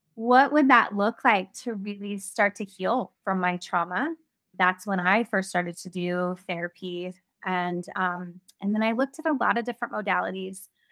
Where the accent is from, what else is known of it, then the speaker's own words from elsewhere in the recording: Ventura, California, United States; lived in my hometown of Ventura